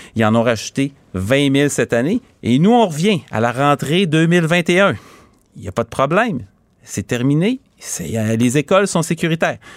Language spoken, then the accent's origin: French; Quebec City, Quebec, Canada; je viens de Charlebourg, j'ai grandi à Charlebourg